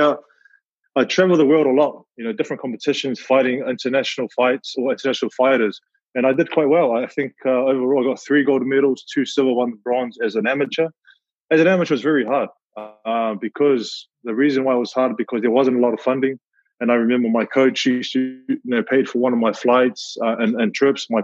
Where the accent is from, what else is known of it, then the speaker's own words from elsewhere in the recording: Auckland, New Zealand; born and raised here in New Zealand, you know, South Auckland all day